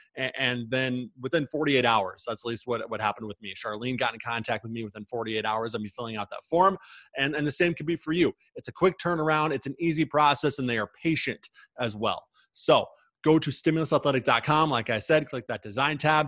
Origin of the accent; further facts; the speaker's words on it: Midwest, United States; somebody who is born and raised in the Midwest